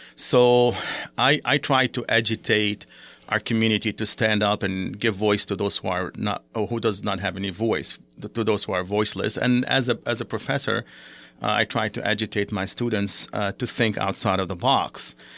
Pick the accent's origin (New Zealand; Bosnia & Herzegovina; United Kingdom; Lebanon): Lebanon; now in United States; my father is, uh, Palestinian, my mother is Syrian, I was born in Lebanon.